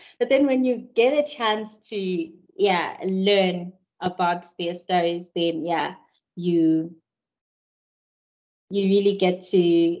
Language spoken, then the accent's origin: English; Zimbabwe; now in South Africa; Whenever I go back to Zim, even now, it's hard for me to come back to SA. I cry because that's home for me.